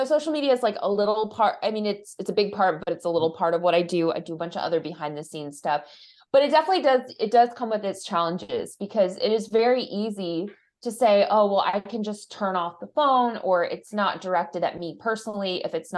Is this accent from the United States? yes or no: yes; United States; I'm American